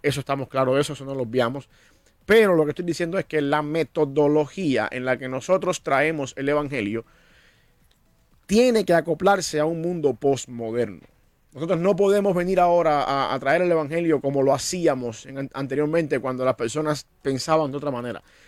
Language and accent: Spanish; Cuba; moved away; Yo soy cubano, yo entiendo que yo nací cubano